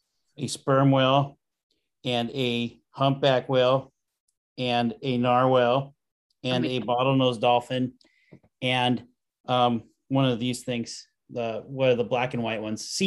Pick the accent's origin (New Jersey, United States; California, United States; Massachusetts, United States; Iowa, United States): Iowa, United States; moved away; I grew up in Iowa.